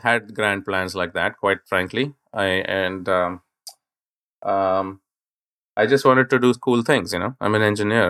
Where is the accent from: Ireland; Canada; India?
India; I grew up in India